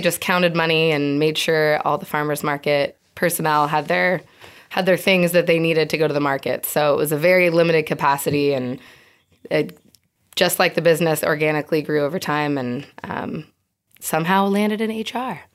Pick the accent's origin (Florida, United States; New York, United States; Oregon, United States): Oregon, United States; Eugene; moved away as an adult; now in San Diego, United States; I grew up with Star in Eugene, Oregon